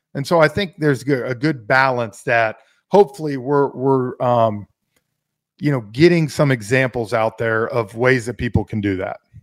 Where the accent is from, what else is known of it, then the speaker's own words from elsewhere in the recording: Atlanta, Georgia, United States; growing up in Atlanta